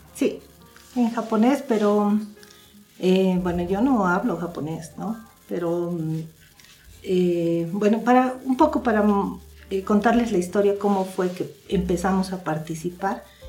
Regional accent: La Paz, Bolivia; yo nací en La Paz, Bolivia. Eh, soy la segunda hija de, la, de Alejandro y Edith. Bueno, criada en la ciudad de La Paz

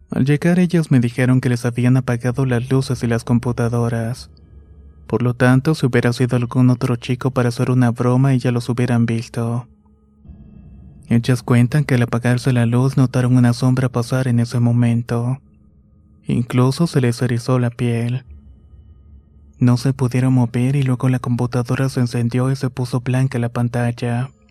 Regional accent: Honduras; Soy de Honduras actualmente y vivo en la ciudad de Choloma

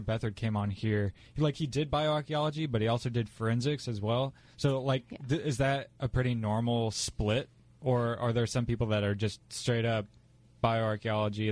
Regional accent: Indianapolis, Indiana, United States; I am from Indianapolis

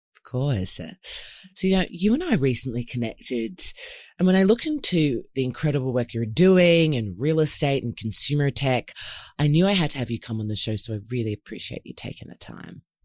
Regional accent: Melbourne, Victoria, Australia; moved away as an adult; now in Sydney, Australia; I've recently moved from Melbourne, which is my hometown here in Oz, to Sydney

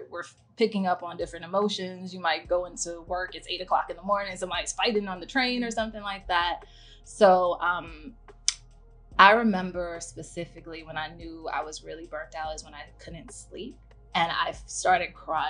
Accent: New York City, New York, United States; also born or lived in Barcelona, Spain; I'm a native Brooklynite. I'm from Bed-Stuy

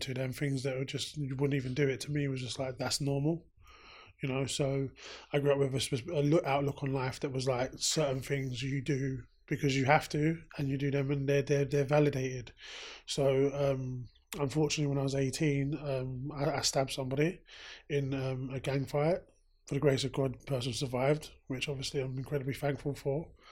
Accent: London, United Kingdom; I grew up in South London. Grew up in the Brixton area. Lived in Brixton area my whole life

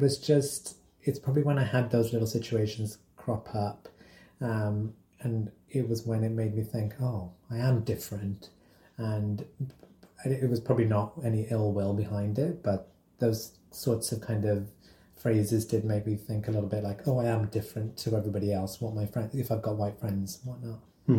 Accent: Wolverhampton, West Midlands, United Kingdom; now in London, United Kingdom; I grew up in Wolverhampton, so it was quite diverse, actually, like large Asian community, lots of people that were black. It was just a mix. It was such a blend.

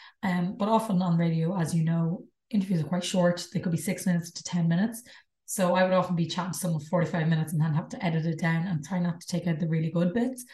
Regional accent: Ireland; we're Irish. I'm an Irish podcast

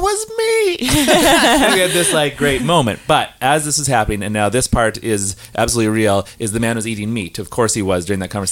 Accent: Saskatchewan, Canada; moved away as an adult; now in Vancouver, Canada; I am from Saskatchewan, and I live in Vancouver for a long time

